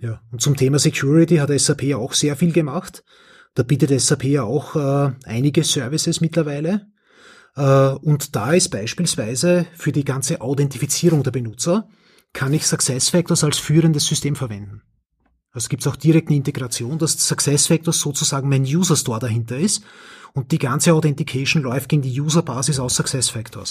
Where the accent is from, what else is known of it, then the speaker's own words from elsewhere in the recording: Austria; accent: Austrian; mein österreichischer Akzent